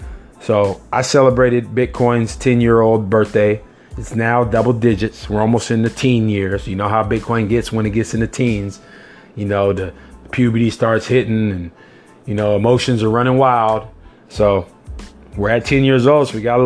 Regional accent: California, United States; I am a Californian

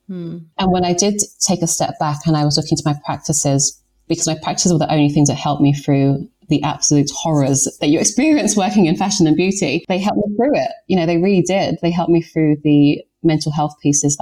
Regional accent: London, United Kingdom; moved away as an adult; also born or lived in New York; I've lived in London, I was born here like my entire life.

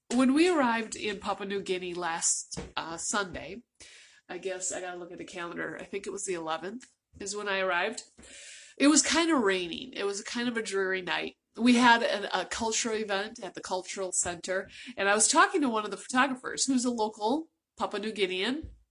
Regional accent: United States; I'm from the United States

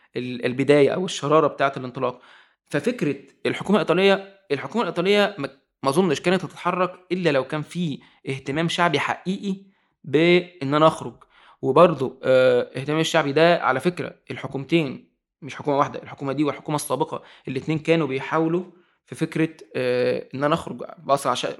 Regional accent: Egypt; also born or lived in Italy; انا في الاخر مواطن مصري انا ما عنديش جنسيه ايطاليه

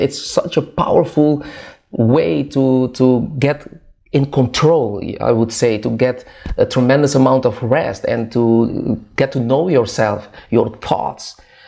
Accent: Curaçao; moved away as an adult; now in Netherlands; I was born in Curaçao, that's a small island in the Caribbean, close to Venezuela, South America

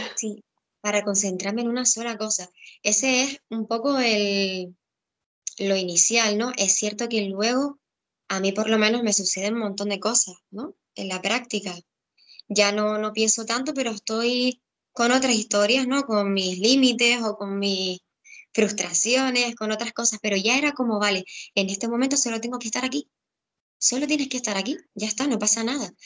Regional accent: Gran Canaria, Canary Islands, Spain; also born or lived in Tenerife; yo soy de Gran Canaria

